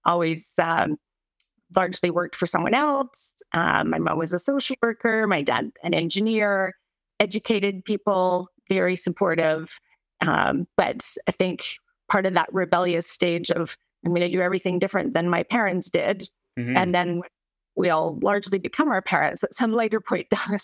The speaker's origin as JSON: {"language": "English", "town": "Calgary", "region": "Alberta", "country": "Canada", "moved": "yes", "said": "being Canadian"}